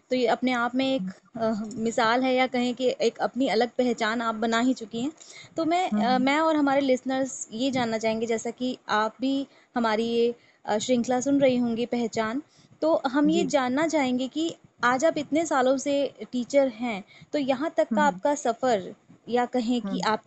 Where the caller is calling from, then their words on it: Delhi, India; और मैं दिल्ली से बात कर रही हूँ